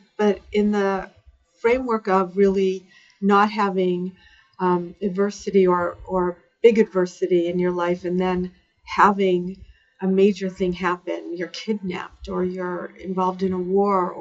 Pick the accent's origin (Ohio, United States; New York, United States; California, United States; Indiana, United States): Ohio, United States; Cleveland; I lived a suburban life in the Midwest in Cleveland, Ohio